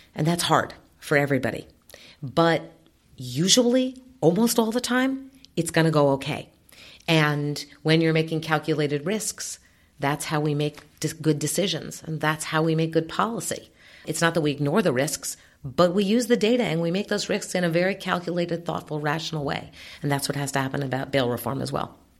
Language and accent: English; New York City, New York, United States; When I was growing up in New York City